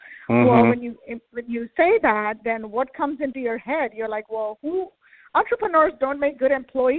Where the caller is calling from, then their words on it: Herndon, Virginia, United States; I'm calling from Herndon, Virginia, Northern Virginia.